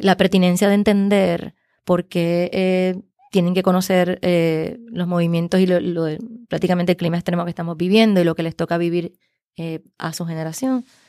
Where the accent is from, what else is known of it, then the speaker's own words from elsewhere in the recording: Puerto Rico; como puertorriqueños